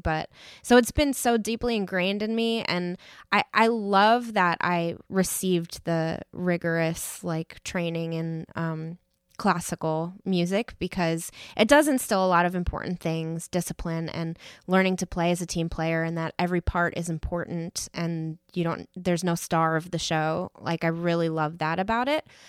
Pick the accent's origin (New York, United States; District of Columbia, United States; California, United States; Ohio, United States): New York, United States; moved away; I grew up in New York and the school system up there is very arts driven